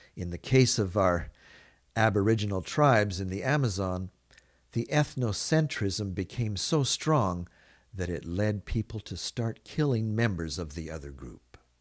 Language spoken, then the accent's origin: English; Canada; I live in Canada. I grew up being immersed in Canadian culture